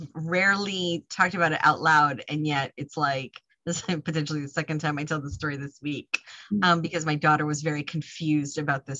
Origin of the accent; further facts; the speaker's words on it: Northern New Jersey, United States; I grew up in Northern Jersey